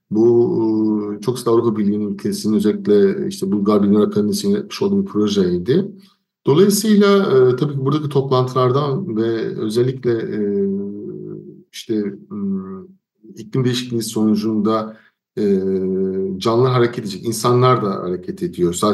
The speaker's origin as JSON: {"language": "Turkish", "country": "Turkey", "moved": "yes", "said": "Menderes Nehri benim köyümdeki çayırlarda, e, Karyaşlar Köyü'nün çayırlarını buluşturdu."}